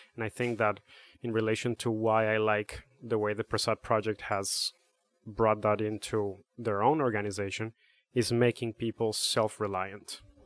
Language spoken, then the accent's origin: English; Bogotá, Bogotá Capital District, Colombia; now in Connecticut, United States; I'm from Bogota, Colombia.